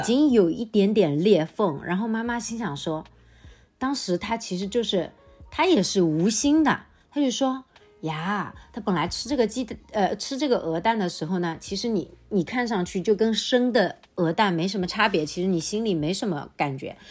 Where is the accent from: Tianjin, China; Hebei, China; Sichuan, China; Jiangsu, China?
Jiangsu, China; Changzhou; 我们常州这边